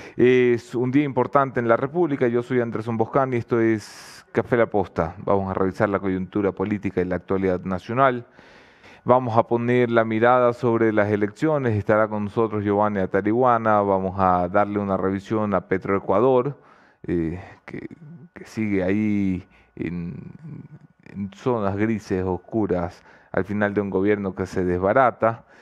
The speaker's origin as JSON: {"language": "Spanish", "country": "Ecuador", "said": "los ecuatorianos nos sentimos muy nostálgicos como ecuatorianos por el mundo"}